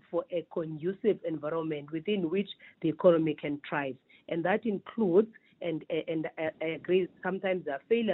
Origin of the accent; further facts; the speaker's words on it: South Africa; we have been lax as the South African community